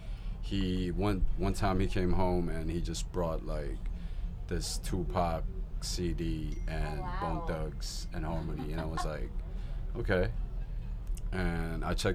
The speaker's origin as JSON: {"language": "English", "country": "Hong Kong", "tie": "born or raised there", "said": "I lived in a lot of places in Hong Kong. Like, I moved around a lot with my family"}